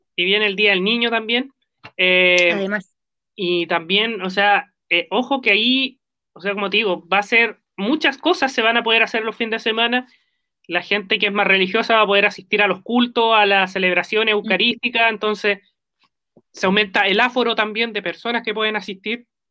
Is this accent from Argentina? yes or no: no; Concepción, Biobío, Chile; somos penquistas